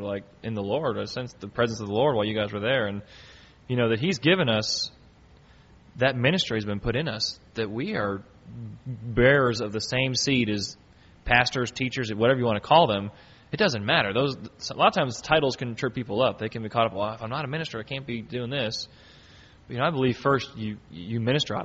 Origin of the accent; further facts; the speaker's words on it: United States; in our country here, if you live in the United States, we consider ourselves to be Americans because that's just who we are